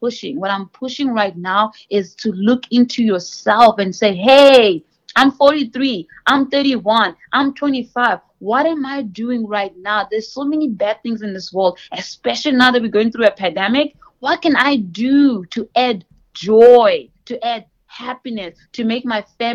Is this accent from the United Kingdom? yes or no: no; South Africa; moved away as an adult; also born or lived in Mozambique; now in United States; I'm from Mozambique originally, and I was born in South Africa because my parents came to South Africa